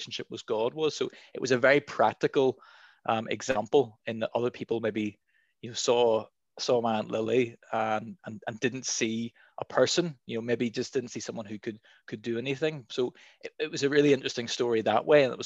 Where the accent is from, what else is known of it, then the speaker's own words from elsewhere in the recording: Dundonald, Northern Ireland, United Kingdom; I was born in Dundonald